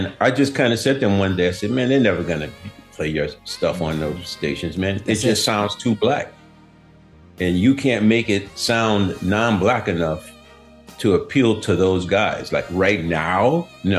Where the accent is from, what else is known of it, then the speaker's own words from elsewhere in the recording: New Orleans, Louisiana, United States; also born or lived in Breaux Bridge, Louisiana; growing up in New Orleans